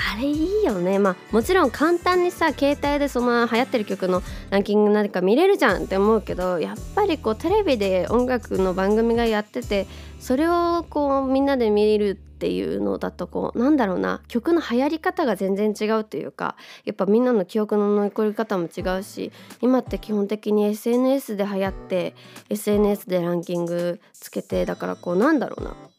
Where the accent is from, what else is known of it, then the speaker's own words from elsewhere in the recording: Kanto, Japan; 自分の地元に近いところとかさ、まあ、その東京周辺関東圏内